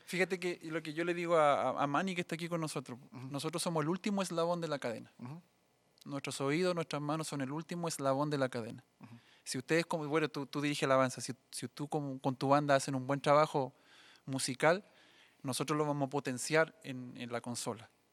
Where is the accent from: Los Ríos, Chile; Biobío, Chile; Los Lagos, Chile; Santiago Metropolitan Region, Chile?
Biobío, Chile; Coronel; moved away as an adult; also born or lived in Saltillo, Mexico; nací en Coronel